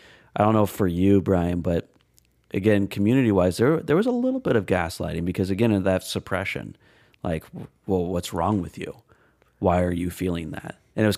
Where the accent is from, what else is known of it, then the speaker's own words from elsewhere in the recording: Des Moines, Iowa, United States; Ironically, growing up in Des Moines area.